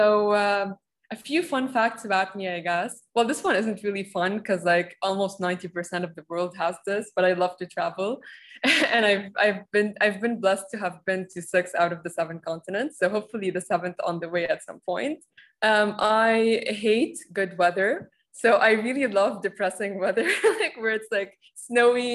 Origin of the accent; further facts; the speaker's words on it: Lebanon; moved away as an adult; also born or lived in Rome / Dubai; I'm from Lebanon